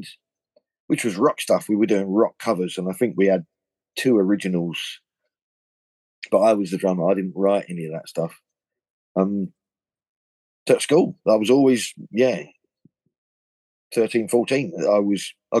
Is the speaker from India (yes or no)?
no; Thurston, East of England, United Kingdom; also born or lived in Louth, Lincolnshire; Thurston, a little village four or five miles from Bury St. Edmunds